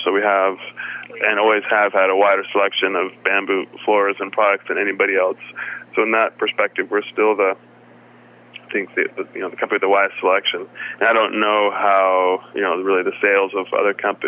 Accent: Seattle, Washington, United States; I'm from Seattle

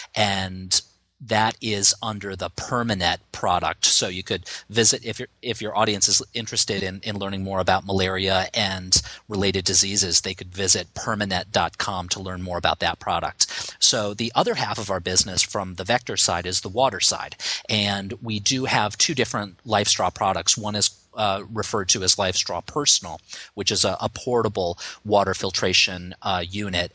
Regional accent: United States; as an American

